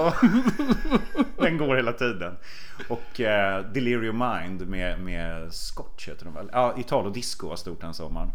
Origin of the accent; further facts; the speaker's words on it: Sweden; Det var där jag växte upp.